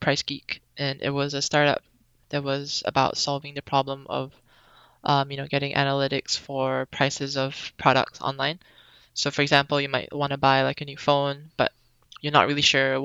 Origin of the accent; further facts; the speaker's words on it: Singapore; moved away as an adult; also born or lived in Melbourne, Australia; now in Boston, United States; I was born in Singapore, and I lived there for a pretty long time. Then I moved to Australia for college